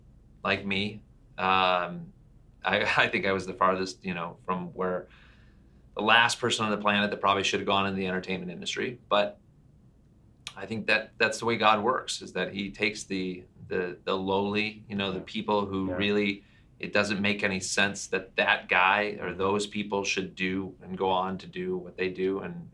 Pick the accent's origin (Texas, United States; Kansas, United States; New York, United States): Kansas, United States; Meade; moved away as an adult; now in Southern California, United States; I'm from a little town outside of Dodge City, Kansas, and Meade.